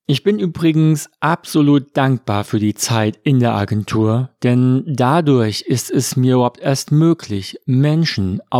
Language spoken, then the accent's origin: German; Frankfurt am Main, Hesse, Germany; born there; ein echter Frankfurter. Denn ich bin in Frankfurt am Main geboren. Heute lebe ich mit meiner Familie in der Nähe von Wiesbaden im schönen Rheingau-Taunus